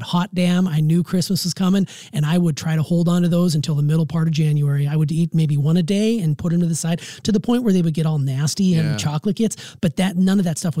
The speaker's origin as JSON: {"language": "English", "region": "Montana", "country": "United States", "tie": "born or raised there", "said": "where I grew up in Montana"}